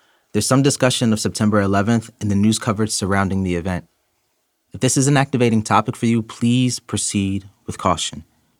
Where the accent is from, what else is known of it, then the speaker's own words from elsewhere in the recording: Philadelphia, Pennsylvania, United States; I'm from Philadelphia